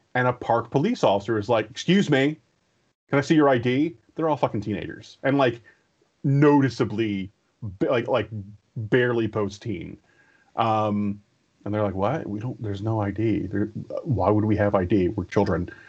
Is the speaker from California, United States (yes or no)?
no; Bladensburg, Maryland, United States; My senior year of high school, um, they were tearing down the school, so they moved everybody from Bladensburg out to this annexed uh, middle school uh, in Bel Air, which is just outside of Bowie